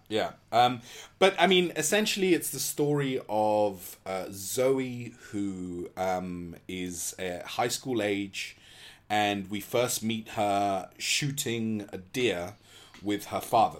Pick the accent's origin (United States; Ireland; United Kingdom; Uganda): United Kingdom; England; as an English person